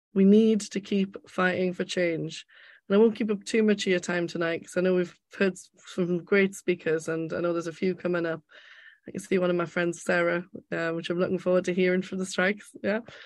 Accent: Gateshead, North East England, United Kingdom; As you can probably tell by my accent, I'm from Gateshead in the northeast

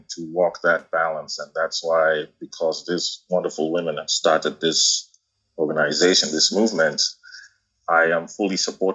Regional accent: Kenya; moved away as an adult; now in United States; I was born and raised in Kenya and went to the U.S. for college

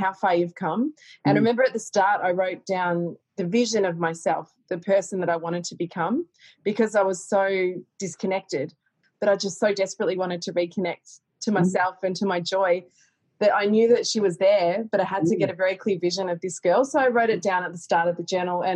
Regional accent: Castlemaine, Victoria, Australia; I grew up in Castlemaine

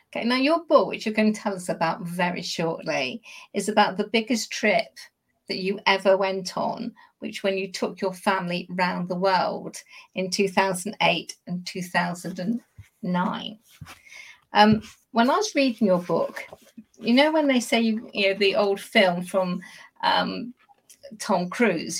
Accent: Corby, East Midlands, United Kingdom; half Scot myself, my father was Glaswegian, and we hail from Corby

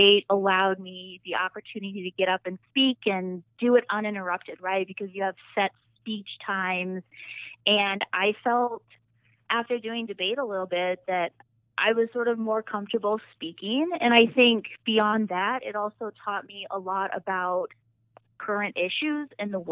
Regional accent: Yankton, South Dakota, United States; also born or lived in Kentucky / Berkeley, California / Fargo, North Dakota; I grew up in Yankton, graduated from Yankton High School in 2006.

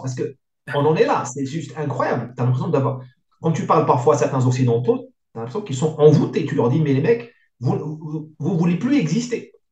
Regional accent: Morocco; now in France; Il y avait beaucoup d'indiscipline chez nous au Maghreb

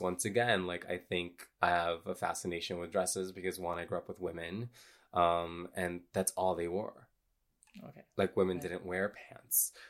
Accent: Honduras; I grew up in a religious cult in a third world country. I'm from Honduras.

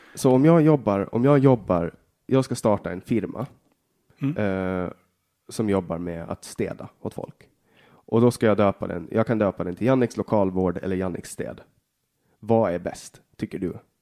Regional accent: Åland Islands; Jag är född på Åland och bara Åland

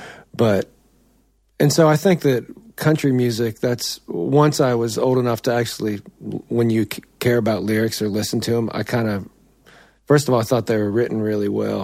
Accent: Conneaut Lake, Pennsylvania, United States; moved away as an adult; Yes, I grew up in rural America, northwestern Pennsylvania, outside of a little town called Conneaut Lake. I grew up on a dirt road

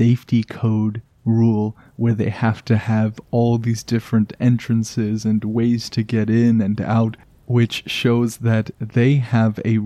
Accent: Canada; I am just a Canadian in my little bubble of always cold

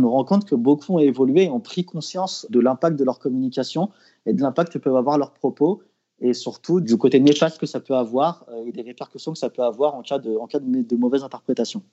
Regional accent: Lyon, Auvergne-Rhône-Alpes, France; en tant que lyonnais

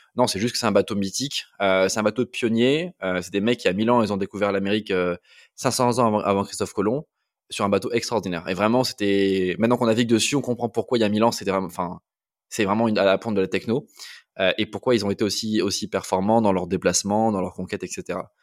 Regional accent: Toulouse, Occitania, France; also born or lived in Amiens / north of France; je suis né à Amiens, j'ai grandi jusqu'à avoir 9 ans dans le nord de la France. Et après, j'ai bougé avec mes parents à Toulouse où j'ai fait euh, la, grande partie de ma scolarité, donc de la fin de la primaire jusqu'à la prépa

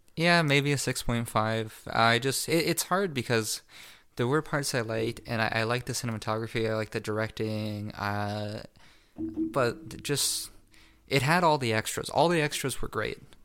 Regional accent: Canada; we're Canadian

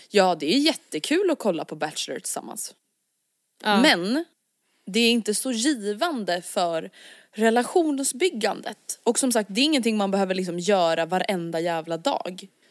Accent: Stockholm, Stockholm County, Sweden; vi som stockholmare

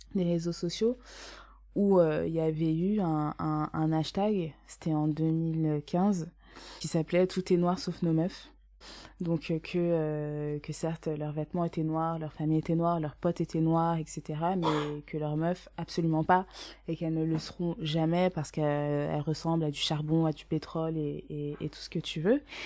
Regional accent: Essonne, Paris suburbs, Île-de-France, France; j'ai grandi en Essonne donc en banlieue parisienne dans 91

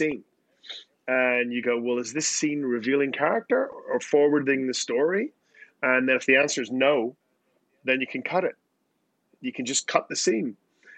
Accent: Belfast, Northern Ireland, United Kingdom; now in New York, United States; I'm from Belfast

